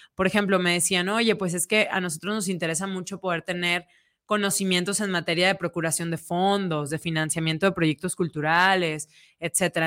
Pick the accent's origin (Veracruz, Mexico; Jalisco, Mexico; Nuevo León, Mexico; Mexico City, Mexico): Jalisco, Mexico; Guadalajara; en nuestra ciudad